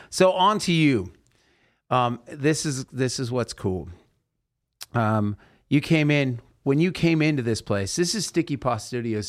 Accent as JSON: {"language": "English", "town": "Salem", "region": "Oregon", "country": "United States", "tie": "born or raised there", "moved": "yes", "said": "do I get to go to my hometown, I don't know if I told you this, Chase, but I got to go into the Elsinore Theater where I saw Grease play"}